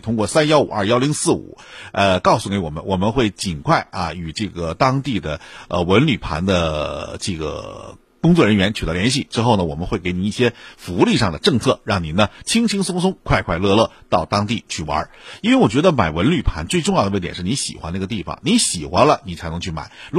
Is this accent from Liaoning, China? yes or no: yes; Shenyang, Liaoning, China; 我们沈阳人